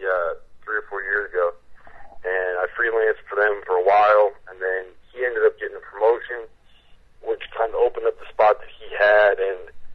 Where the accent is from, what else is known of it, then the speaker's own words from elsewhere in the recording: Connecticut, United States; I'm from Connecticut, so I kind of, you know, grew up on the Big East